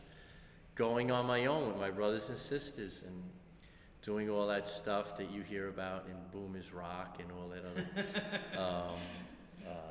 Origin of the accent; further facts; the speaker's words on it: New York City, New York, United States; also born or lived in Bronx, New York; I was born in the Bronx, but we came to Brooklyn when I was three, and we moved into 636 Brooklyn Avenue. So it's a Brooklyn story. I grew up on Brooklyn Avenue in Brooklyn.